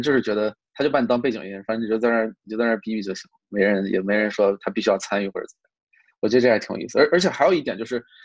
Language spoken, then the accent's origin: Chinese; China; also born or lived in New York, United States; now in California, United States; 我们中国人说话好像更，更，就像这个更，更接地气一点儿，更这个没有那么多繁文缛节